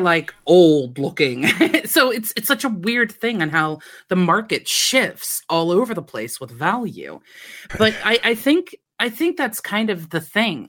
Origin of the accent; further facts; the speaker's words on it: United States; moved away; I come from America